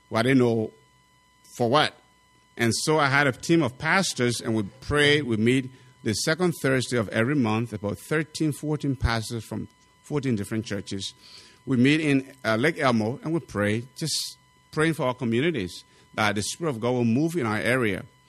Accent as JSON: {"language": "English", "country": "Liberia", "moved": "yes", "lives_now": "United States"}